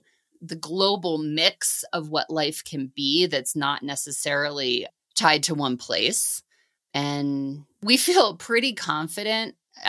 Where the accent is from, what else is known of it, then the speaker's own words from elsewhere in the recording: New Jersey, United States; born there; also born or lived in Seattle / Denver; So I was born in New Jersey, and we moved around a bit when I was growing up. We lived outside Seattle, we lived outside Denver, we moved back to a different part of Jersey when I was in middle school.